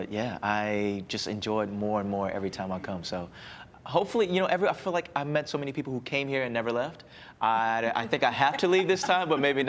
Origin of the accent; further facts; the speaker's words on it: Louisiana, United States; I'm from Louisiana.